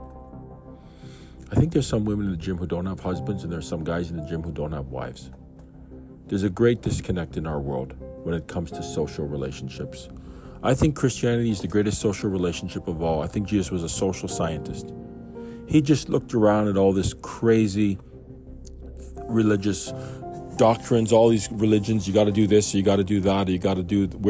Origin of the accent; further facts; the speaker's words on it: Canada; I was born in Canada, in Grace Hospital on a Sunday.